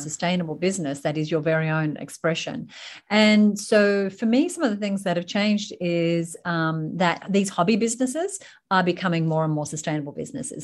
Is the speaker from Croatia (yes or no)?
no; Sydney, New South Wales, Australia; also born or lived in United Kingdom / United States; So I live in Sydney, Australia, born and raised in Sydney, Australia, though I have done stints in the U K and the U S